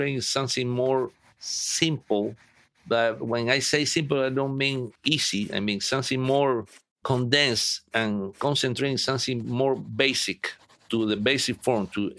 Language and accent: English; Havana, Cuba; I grew up in Cuba, in the city of Havana, in a poor neighborhood named Luyano